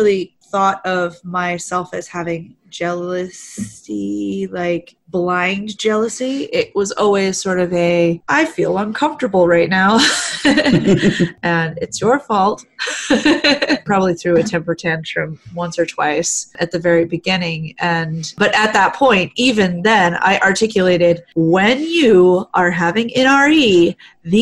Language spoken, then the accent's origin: English; the South, United States; I'm from the South